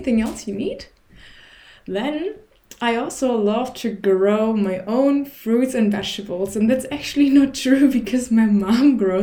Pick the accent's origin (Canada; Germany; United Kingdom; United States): Germany; also born or lived in Berlin; I'm from Germany